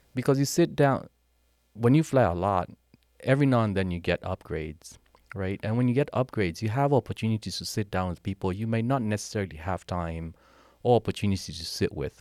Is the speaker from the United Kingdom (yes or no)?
no; Kenya; accent: Kenyan; moved away as an adult; also born or lived in Charlottesville, Virginia, United States; now in United States; Born and raised in Kenya, came to the U S in nineteen ninety-eight after winning a green card.